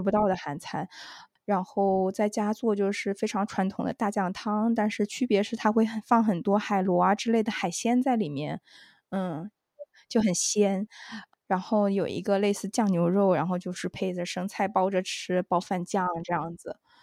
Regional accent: Wenzhou, Zhejiang, China; 我是温州人

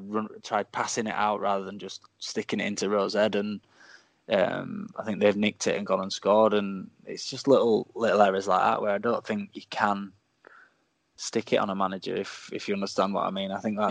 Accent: Doncaster, Yorkshire and the Humber, United Kingdom; I'm like, "Well, I'm from Doncaster," like.

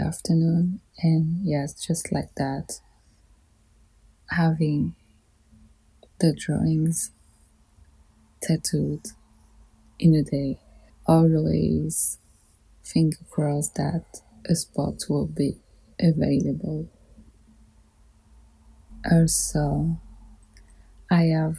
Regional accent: Paris, Île-de-France, France; I grew up in Paris

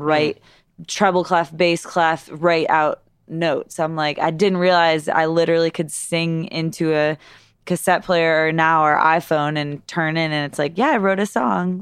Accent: East Aurora, New York, United States; I grew up in East Aurora, New York, which is, like, twenty, thirty minutes south of Buffalo, New York.

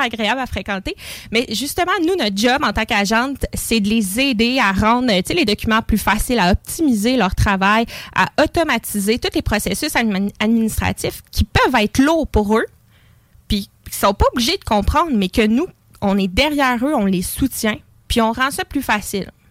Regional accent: Lévis, Quebec, Canada; J'habite Lévis, je suis née à Lévis.

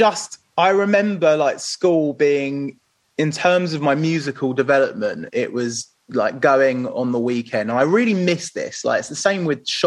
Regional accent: Pinner, London, United Kingdom; I grew up in Pinner, which is near sort of in between like Harrow and Watford

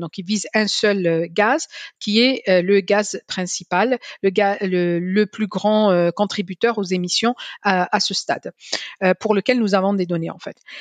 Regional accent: Algiers, Algiers Province, Algeria; also born or lived in Paris; now in France; J'ai grandi à Alger, je n'ai pas grandi à Paris

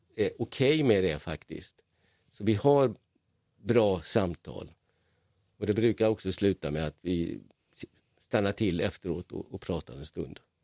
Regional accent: Hungary; now in Malmö, Sweden; I Ungern där jag är född

